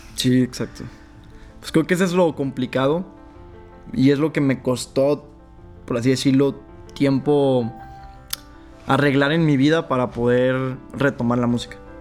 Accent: Zacatecas, Mexico; now in León, Mexico; yo soy de Zacatecas.

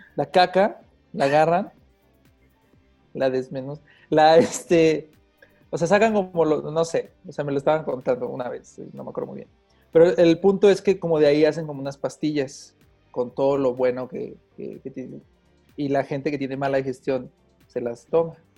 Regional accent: Mexico; Soy actor mexicano

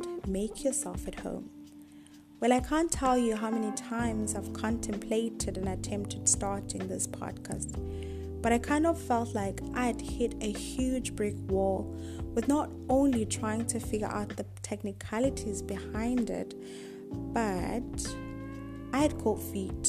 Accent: South Africa; moved away as an adult; now in Asia; I am a South African currently in Asia

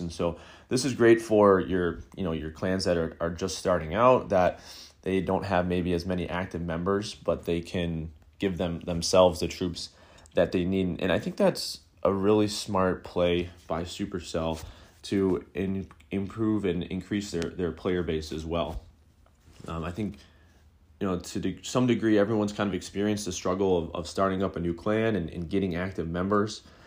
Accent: Buffalo, New York, United States; my hometown of, of Buffalo, New York

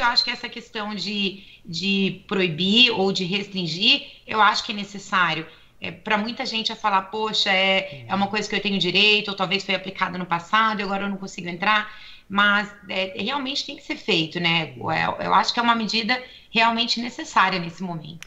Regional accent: Brazil; now in United States

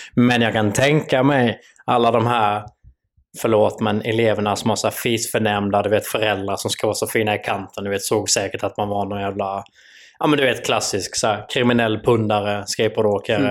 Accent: Sweden; vi svenskar

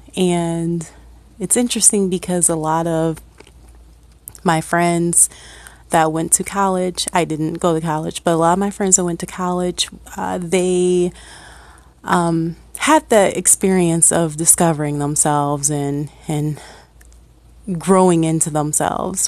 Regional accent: Akron, Ohio, United States; born and raised in Ohio, uh, actually from Akron

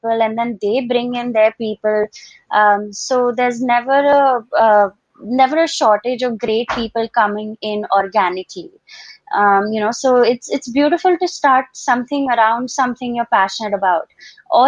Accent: Dubai, United Arab Emirates; moved away as an adult; also born or lived in Boston, United States; now in India; I was born and brought up in Dubai

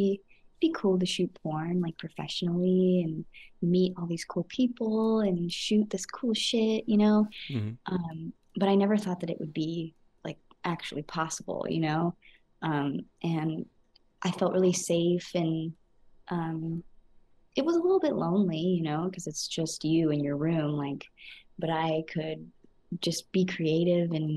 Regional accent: California, United States; I am from California

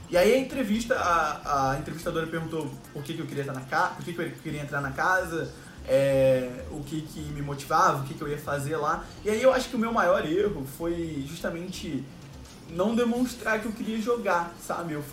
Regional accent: Rio de Janeiro, Brazil; Fala galera … tenho 24 anos, sou carioca, moro no Rio de Janeiro, sempre morei aqui

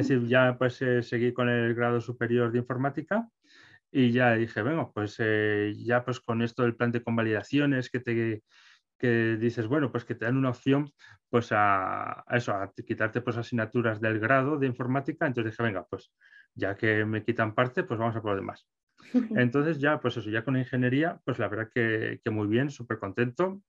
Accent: Calahorra, La Rioja, Spain; yo soy de Calahorra, en La Rioja

